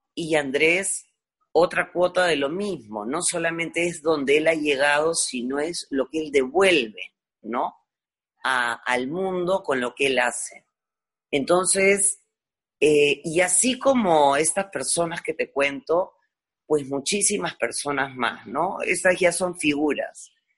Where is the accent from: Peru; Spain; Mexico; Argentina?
Peru; born or raised there